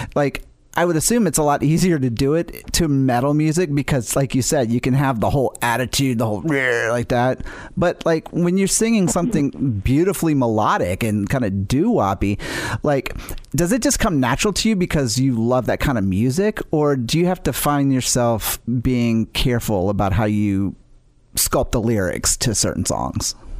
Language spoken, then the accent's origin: English; New Orleans, Louisiana, United States; I grew up in New Orleans